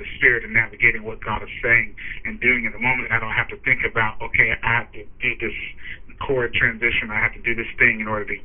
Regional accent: Cincinnati, Ohio, United States; moved away as an adult; also born or lived in Orlando, Florida; I'm originally from Cincinnati, Ohio. I grew up there from the age until 23

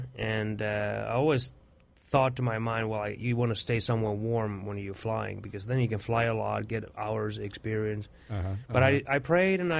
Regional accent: Finland; moved away; growing up in Finland early on

